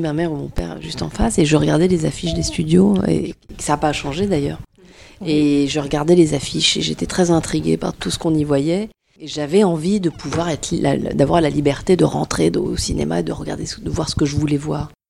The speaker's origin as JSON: {"language": "French", "town": "Tours", "region": "Centre-Val de Loire", "country": "France", "tie": "born or raised there", "moved": "yes", "said": "Moi je suis originaire de Tours, j'ai passé une grande partie de mon enfance ici"}